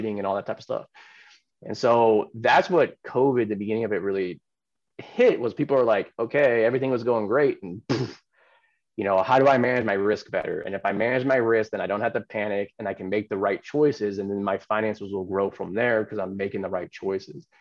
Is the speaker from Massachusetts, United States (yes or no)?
no; Silicon Valley, California, United States; I grew up in Silicon Valley